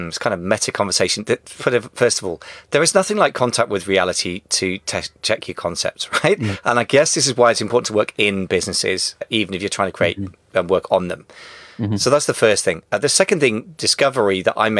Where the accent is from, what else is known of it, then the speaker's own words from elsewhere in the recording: United Kingdom; as a Brit